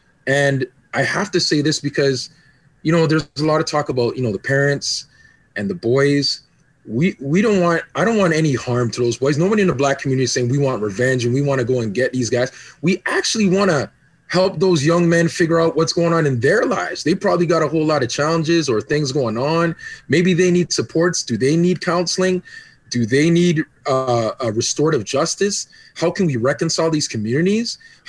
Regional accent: Canada; also born or lived in Jamaica / Grenada; I mean, I'm Jamaican and Canadian and Grenadian.

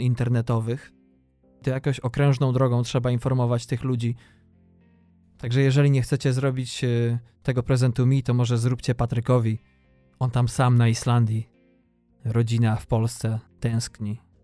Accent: western Poland, Poland; moved away as an adult; Ja wychowałem się na zachodzie Polski

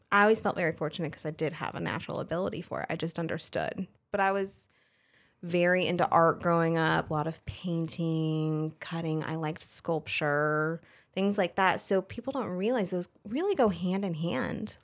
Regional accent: Colorado, United States; moved away as an adult; also born or lived in Fayetteville, North Carolina; now in North Carolina, United States; I was originally born and raised in Colorado, a very small ranching community

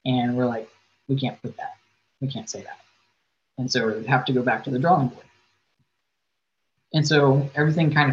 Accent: Virginia, United States; moved away as an adult; now in Arizona, United States; I grew up in Virginia

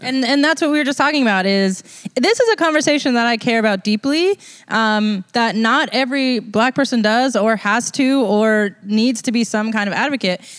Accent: United States; being American

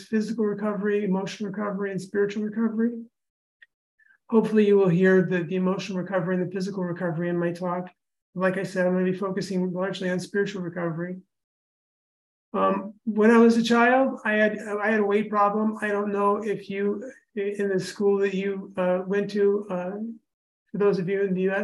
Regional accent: Indianapolis, Indiana, United States; I'm from Indianapolis, lived in Indiana all my life.

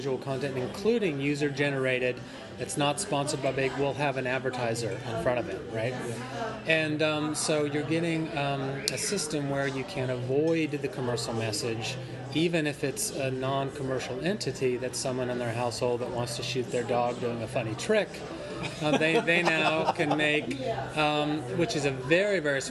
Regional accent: Denver, Colorado, United States; moved away; I grew up in Denver, Colorado, in a middle-class, lower-middle-class neighborhood

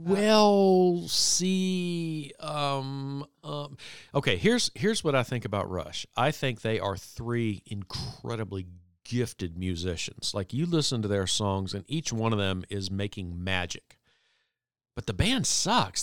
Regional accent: Virginia Beach, Virginia, United States; in my twenties, growing up in Virginia Beach, Virginia, I was a young lawyer

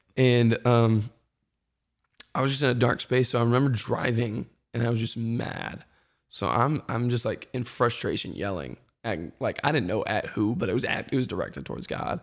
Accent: Marietta, Georgia, United States; also born or lived in Birmingham, Alabama; moved to the, like, Metro Atlanta area up in Kennesaw, Marietta

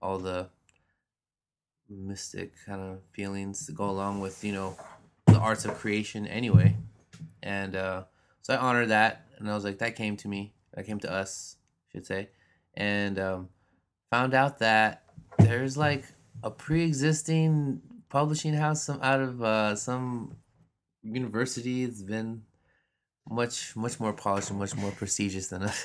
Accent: Los Angeles, California, United States; I grew up here in Los Angeles

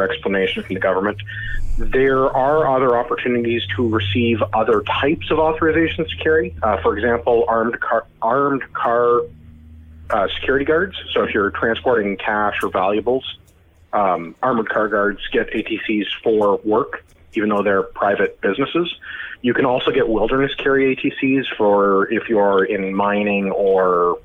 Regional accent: Canada

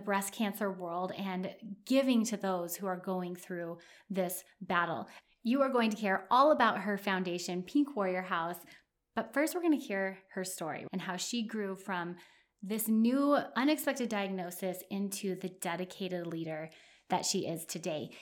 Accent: New Mexico, United States; right here in my home state, Santa Fe, New Mexico

